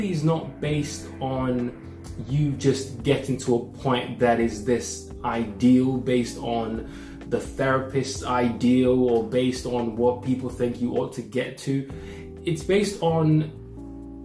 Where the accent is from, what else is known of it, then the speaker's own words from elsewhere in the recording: Nigeria; growing up as a Nigerian